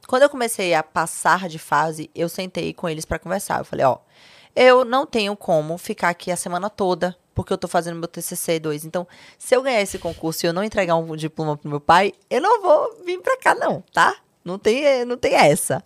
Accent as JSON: {"language": "Portuguese", "town": "Salvador", "region": "Bahia", "country": "Brazil", "also_born_or_lived": "São Paulo", "moved": "as an adult", "said": "Minha mãe adoeceu, voltei para Salvador"}